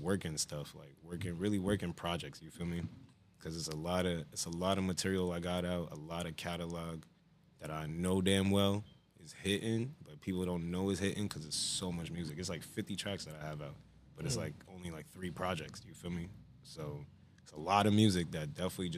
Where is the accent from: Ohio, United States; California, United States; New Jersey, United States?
New Jersey, United States; Union; I was born in Jersey City, but I'm raised in Union, so I claim Union for real